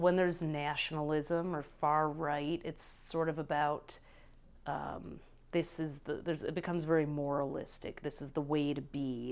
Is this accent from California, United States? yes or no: no; Detroit, Michigan, United States; I grew up in Detroit